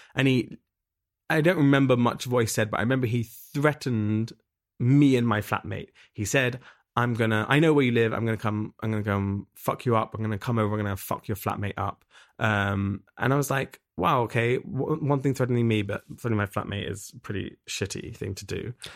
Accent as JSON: {"language": "English", "region": "England", "country": "United Kingdom", "moved": "as an adult", "lives_now": "Berlin, Germany", "said": "I'm from England originally. I moved to Berlin, uh, almost seven years ago."}